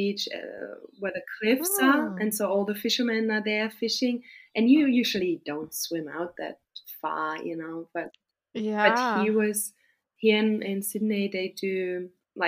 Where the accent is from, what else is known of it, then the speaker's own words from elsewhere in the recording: Austria; moved away as an adult; now in Australia; I live in the south